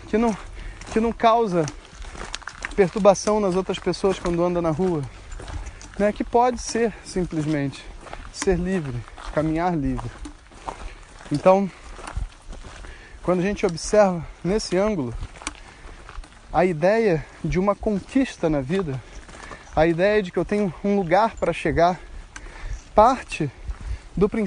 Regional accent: Campinas, São Paulo, Brazil; sou de Campinas e aprendi a me entregar ao caminho.

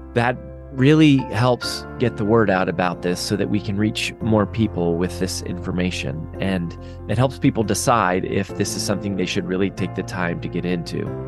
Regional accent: Frederick, Colorado, United States; moved away as an adult; also born or lived in Boulder, Colorado; now in Nashville, United States; I was born in Boulder, Colorado, but I went to Frederick High School. So I was raised in Frederick, but I live in Nashville.

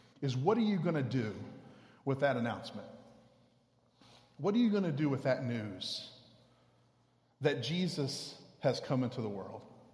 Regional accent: Houston, Texas, United States; I grew up in Houston

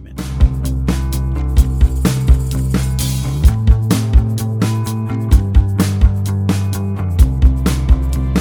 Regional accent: Idaho, United States; my home state of Idaho

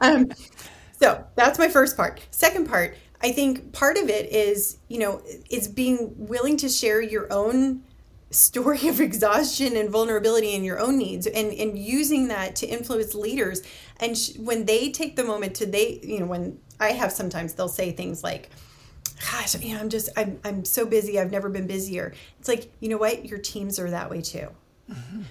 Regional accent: United States; as an American

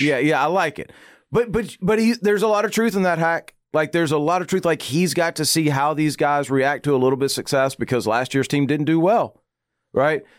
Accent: Arkansas, United States; also born or lived in Louisiana; I was born in Louisiana, raised in Arkansas

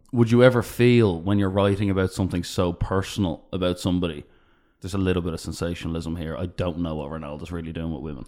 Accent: Ireland; we're from Ireland

